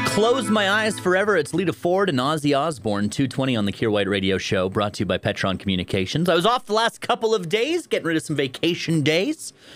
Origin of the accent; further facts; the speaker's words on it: Grimshaw, Alberta, Canada; now in Fort St. John, Canada; Growing up in Grimshaw, Alberta, I was a member of a running club